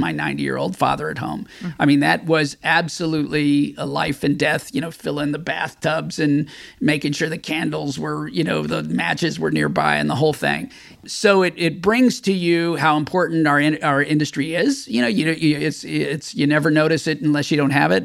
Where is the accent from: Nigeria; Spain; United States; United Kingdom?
United States; Texas; growing up in Texas